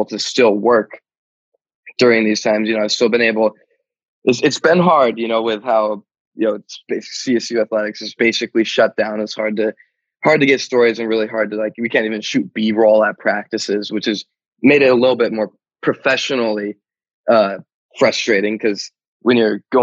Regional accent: Fort Collins, Colorado, United States; I was born in Fort Collins

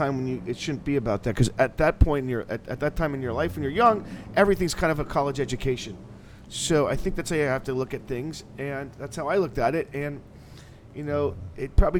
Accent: Naples, Florida, United States; also born or lived in Miami Beach, Florida; I'm from Naples, Florida, very metropolis city

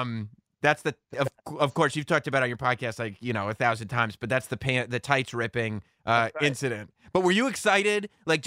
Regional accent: East Coast, United States; I'm around the same age as you and I'm from the East Coast.

